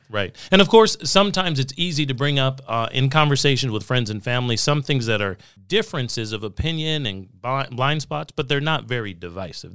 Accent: Southern California, United States; I grew up in California. in several of the years of the nineteen nineties. And, uh, was in Southern California

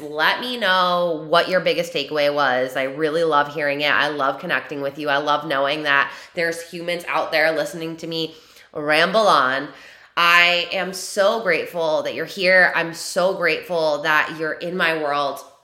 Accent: New York, United States; born or raised there

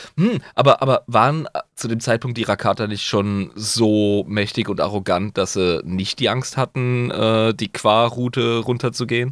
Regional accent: Rhineland-Palatinate, Germany; ich als Pfälzer

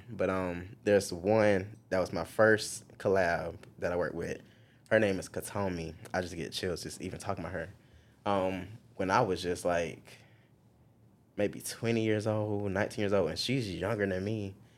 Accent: Marion, South Carolina, United States; moved away as an adult; now in Columbia, United States; I'm actually from Marion, South Carolina. It is small town of South Carolina

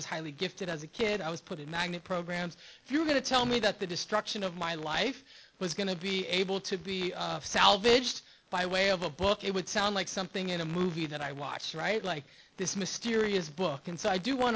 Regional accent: Los Angeles, California, United States; I do come from West L.A. I'm from Rancho Park. I went to Palms Middle School, Hamilton High School, Culver City area

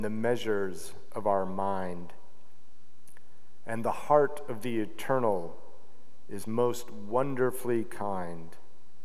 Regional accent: Salt Lake City, Utah, United States; I grew up an Episcopalian in Salt Lake City, Utah

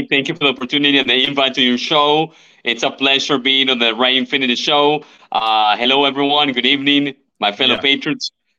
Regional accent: Venezuela; now in Tampa Bay, United States; Specifically my grandmother in Venezuela, in my home country.

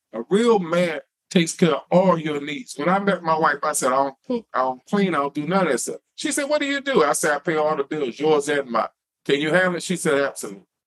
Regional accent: Wilson, North Carolina, United States; moved away; I'm from Wilson, North Carolina

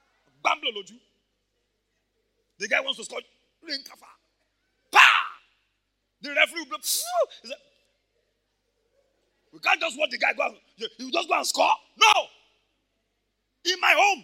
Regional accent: Ibadan, Oyo, Nigeria; I grew up in Mokola

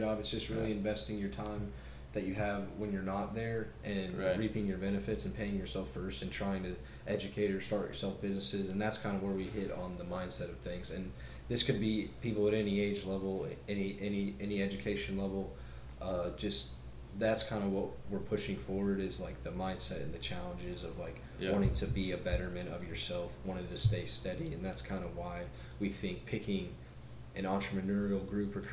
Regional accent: Kansas City, United States; we're from Kansas City, that's where we live

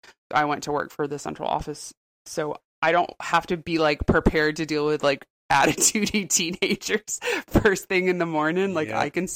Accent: Raleigh, North Carolina, United States; I'm from Raleigh originally. I was born and raised here. So I've been here over 40 years.

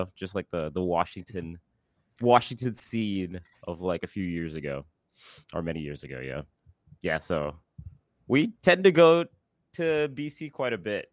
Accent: Singapore; moved away as an adult; also born or lived in Seattle; I grew up in Singapore

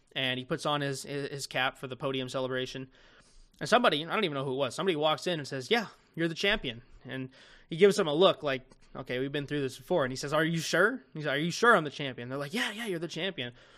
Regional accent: United States; also born or lived in Las Vegas; my home country of the United States of America

